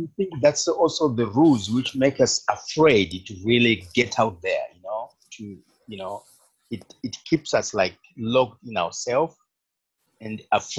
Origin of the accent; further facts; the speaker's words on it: Zimbabwe; Yes, from Zimbabwe.